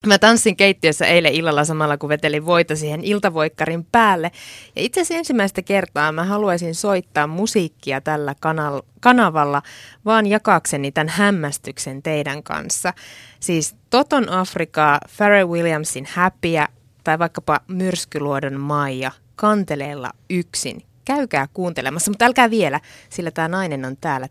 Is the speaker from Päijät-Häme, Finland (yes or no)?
no; near Kaustinen, Central Ostrobothnia, Finland; mä oon kotoisin keski maalta mm, Kaustisen läheltä